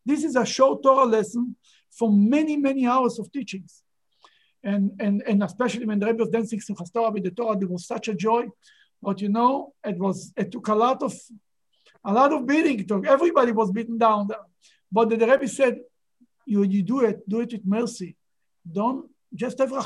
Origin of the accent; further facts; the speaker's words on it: Israel; moved away; I grew up in Israel